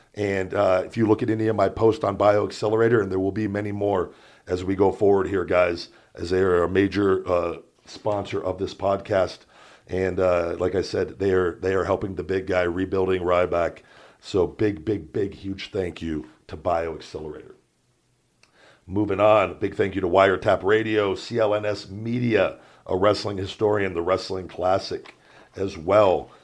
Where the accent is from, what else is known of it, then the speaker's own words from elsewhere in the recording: Las Vegas, Nevada, United States; growing up in Vegas